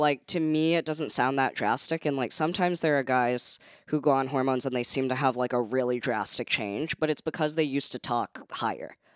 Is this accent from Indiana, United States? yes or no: no; San Francisco, California, United States; moved away; It was really fun to grow up in.